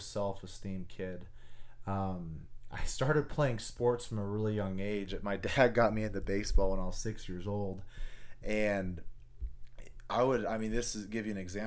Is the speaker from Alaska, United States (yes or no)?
yes; Anchorage, Alaska, United States; moved away as an adult; I was born and raised in Anchorage, Alaska. I grew up there my whole entire life